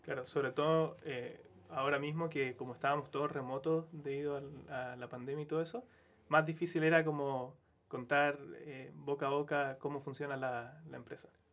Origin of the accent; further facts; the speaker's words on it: Quillota, Valparaíso, Chile; moved away as an adult; now in Santiago, Chile; yo soy de Quillota, entonces para mí igual fue un cambio más o menos grande irme como de región, del campo, a Santiago